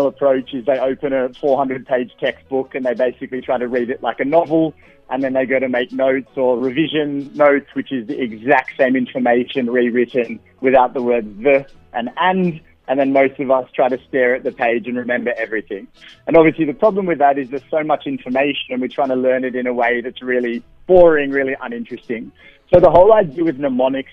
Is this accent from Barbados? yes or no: no; Australia; accent: Australian; moved away as an adult; now in South Africa; I am Australian